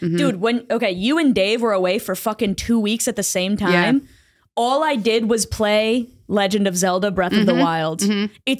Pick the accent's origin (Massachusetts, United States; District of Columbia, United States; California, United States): Massachusetts, United States; Boston; I grew up in a black neighborhood. I can do this. I grew up in Dorchester.